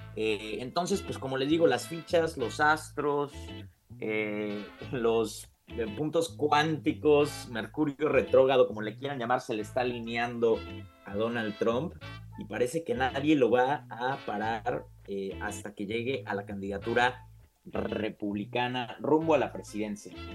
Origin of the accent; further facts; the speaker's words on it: Puebla, Mexico; yo siendo poblano siempre ha sido un botón de orgullo